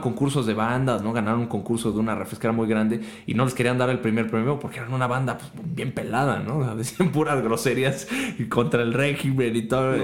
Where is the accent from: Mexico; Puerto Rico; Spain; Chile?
Mexico; also born or lived in Germany; siendo mexicano y estando en Alemania